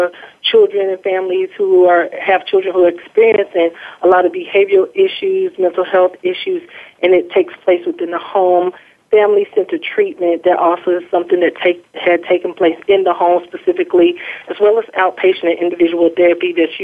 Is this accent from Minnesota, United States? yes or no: no; Bluefield, West Virginia, United States; I am born and raised in Bluefield, West Virginia.